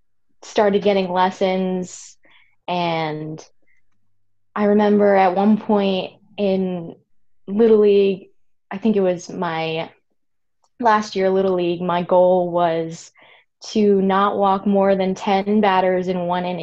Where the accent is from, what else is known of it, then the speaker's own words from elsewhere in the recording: Catskill area, upstate New York, United States; I'm from a very small farm town in upstate New York, kind of the Catskill area